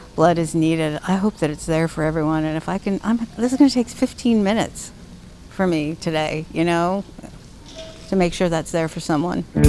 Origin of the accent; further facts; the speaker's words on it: Miami, Florida, United States; now in Seattle, United States; growing up in Miami